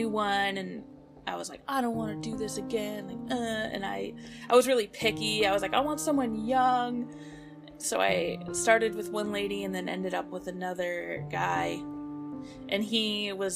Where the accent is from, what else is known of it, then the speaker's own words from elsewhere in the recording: Bay Area, California, United States; also born or lived in San Diego; I work with Bay Area Community Resources. I work for an after-school program at the middle school that I actually went to.